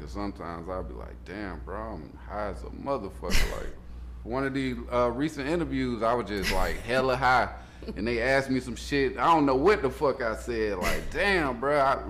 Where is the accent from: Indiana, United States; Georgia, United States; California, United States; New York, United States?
Georgia, United States; Atlanta; I'm born and raised. I'm Grady, baby. Grady Memorial, shit. From Zone 3, Grant Street, Summerhill. My grandma lived on Atwood on the west side, so shit. I'm really from here. My whole family was really born and raised in Atlanta.